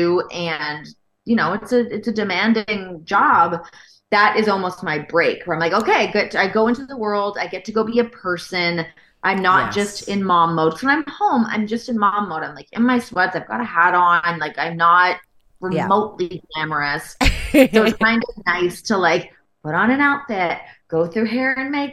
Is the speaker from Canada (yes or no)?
yes; Canada; moved away as an adult; also born or lived in Toronto / Los Angeles; as a Canadian